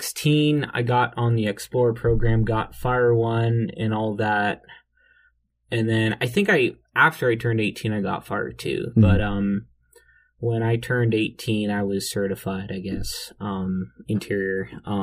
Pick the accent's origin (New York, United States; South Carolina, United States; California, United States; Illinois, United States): South Carolina, United States; Bethune; also born or lived in Richland County, South Carolina; basically grew up in Bethune, South Carolina. We plowed with horses. We did a lot of like agriculture, grew sorghum on 6 acres that we leased